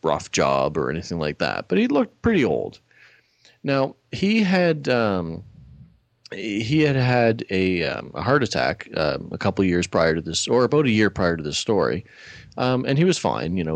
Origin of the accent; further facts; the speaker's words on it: Nova Scotia, Canada; moved away; where I grew up in Nova Scotia